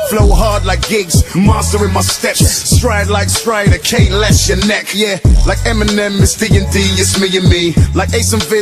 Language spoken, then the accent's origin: English; Peckham, London, United Kingdom; I'm in my hometown, London. I'm a boy from Peckham, and I'm in a Star Wars movie.